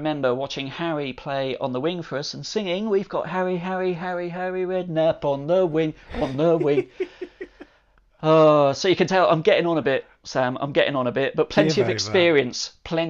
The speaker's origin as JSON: {"language": "English", "town": "Bournemouth", "region": "South West England", "country": "United Kingdom", "tie": "born or raised there", "said": "I grew up in Winton."}